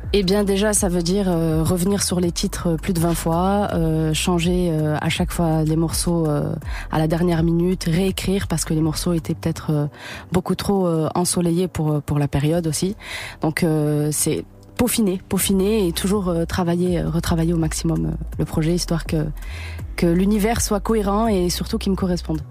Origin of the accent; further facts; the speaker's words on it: Toulouse, Occitania, France; moved away; je suis de Toulouse